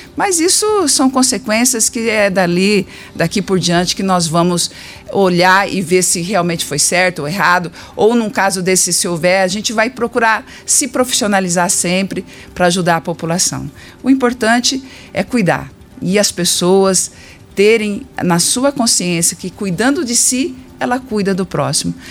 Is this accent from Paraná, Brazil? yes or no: yes; Ubiratã, Paraná, Brazil; Ubiratã, minha cidade natal.